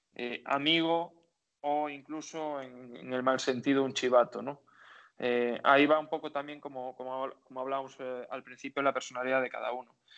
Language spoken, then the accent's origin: Spanish; Galicia, Spain; único gallego que estaban en la plantilla